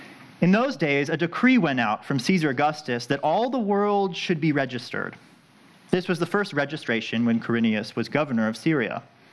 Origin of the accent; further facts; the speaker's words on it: Southern California, United States; now in Elkton, United States; I was born in Southern California, and so I say lots of weird things like yeah, or have little quirks.